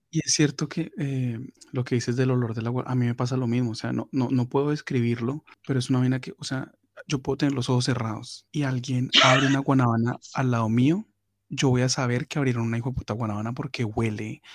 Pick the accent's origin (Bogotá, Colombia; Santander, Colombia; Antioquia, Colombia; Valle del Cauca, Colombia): Valle del Cauca, Colombia; Cali; yo pues soy caleño y amo el cholado como, buen caleño